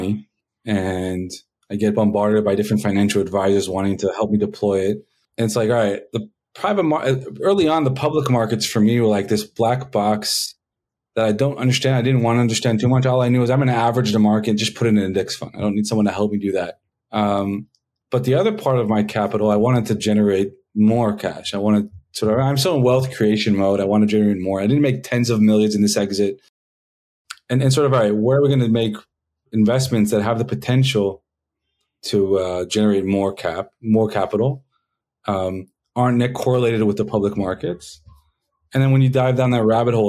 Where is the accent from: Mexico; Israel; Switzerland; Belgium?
Israel; also born or lived in Los Angeles, United States; So I was born in the States, in LA, and when I was 9 years old, my parents decided to pack us up and take us on a trip around the world. Our first stop was Israel, and I've been stuck there ever since